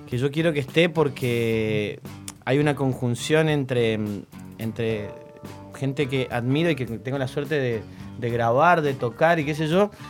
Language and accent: Spanish; Mendoza, Argentina; also born or lived in Buenos Aires; ya que soy mendocino